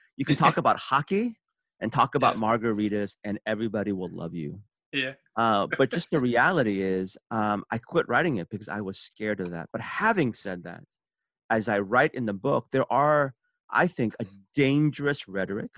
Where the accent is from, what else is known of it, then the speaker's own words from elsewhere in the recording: San Francisco, California, United States; also born or lived in Seoul, South Korea; I was born in Seoul, South Korea, and immigrated when I was six years old to San Francisco.